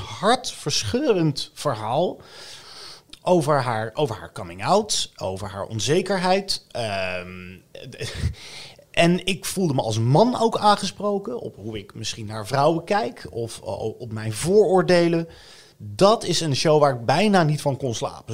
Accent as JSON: {"language": "Dutch", "town": "The Hague", "region": "South Holland", "country": "Netherlands", "accent": "Haags", "said": "ik ben volgens mij een Hagenaar. Dat heeft te maken met eh, of je van het zand of het veen komt."}